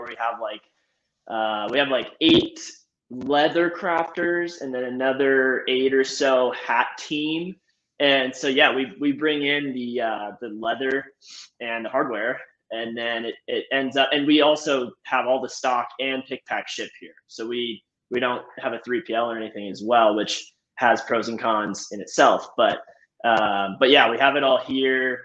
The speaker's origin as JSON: {"language": "English", "town": "Laguna Beach", "region": "California", "country": "United States", "tie": "born or raised there", "also_born_or_lived": "Spokane, Washington", "moved": "yes", "lives_now": "Laramie, United States", "said": "I actually grew up in Laguna Beach in SoCal. So that's where I was from."}